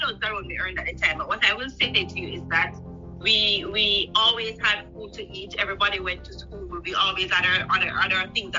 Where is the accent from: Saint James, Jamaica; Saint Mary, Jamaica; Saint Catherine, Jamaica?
Saint Mary, Jamaica; Jeffreytown; I grew up in Jeffreytown, St. Mary. I don't know if GPS has it on the thing, it's a little tiny town. And you know, in Jamaica, when they have PA in the address, you know, it's real country, so it's Jeffreytown, yes. PA, St. Mary.